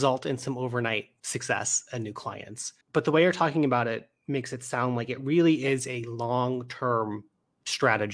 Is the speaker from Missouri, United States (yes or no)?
yes; St. Louis, Missouri, United States; now in Chicago, United States; I live here in Chicago, but I'm from St. Louis